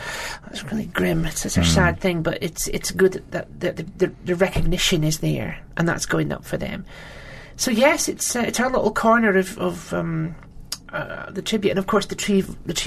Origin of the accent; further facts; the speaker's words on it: Aberdeen, Scotland, United Kingdom; accent: Doric; moved away as an adult; now in Manchester, United Kingdom; Aberdeen, my hometown